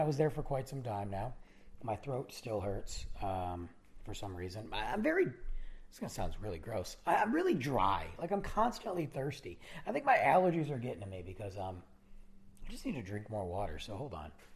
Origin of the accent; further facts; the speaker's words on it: South Lyon, Michigan, United States; moved away; the old days of, of South Lyon and, and growing up in high school, 'cause we all went to the same school together